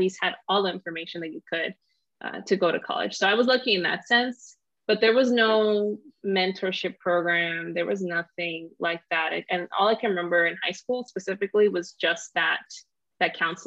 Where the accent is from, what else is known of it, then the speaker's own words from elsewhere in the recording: Los Angeles, California, United States; I grew up in South LA and that's where we lived